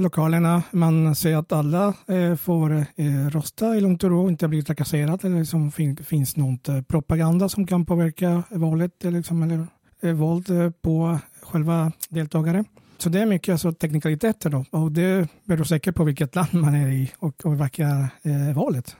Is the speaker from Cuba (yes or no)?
no; Venezuela; now in Sweden; jag kommer från Venezuela från början